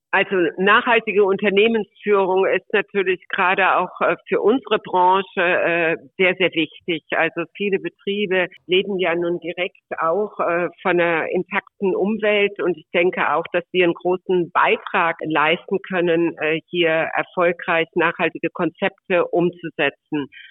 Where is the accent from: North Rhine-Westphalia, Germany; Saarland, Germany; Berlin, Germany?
North Rhine-Westphalia, Germany; Mönchengladbach; moved away as an adult; also born or lived in Würzburg; ich bin gebürtig aus Mönchengladbach vom Niederrhein